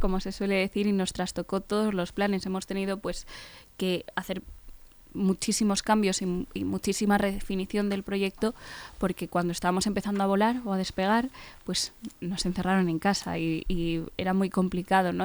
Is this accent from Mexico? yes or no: no; Fuenlabrada, Community of Madrid, Spain; somos eh, de Fuenlabrada y conocemos muchas de las necesidades